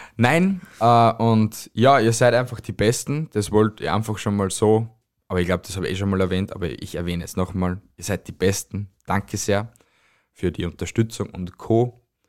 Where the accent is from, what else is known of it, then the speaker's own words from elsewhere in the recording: Amstetten, Lower Austria, Austria; moved away; also born or lived in Styria; ich bin ja kein gebürtiger Steirer. Ich bin ja aus Amstetten, also in Amstetten geboren